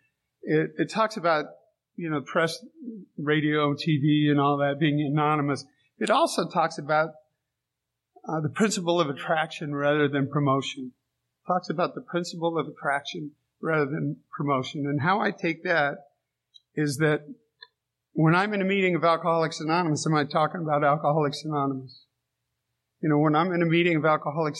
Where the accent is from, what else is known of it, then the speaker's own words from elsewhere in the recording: San Diego, California, United States; I grew up in San Diego.